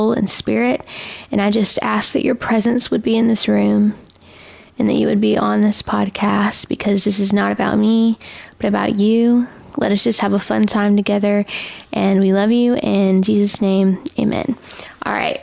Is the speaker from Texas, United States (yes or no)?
no; Alabama, United States; I am from Alabama. I am Alabama, homegrown, home raised. My whole life I've been in Alabama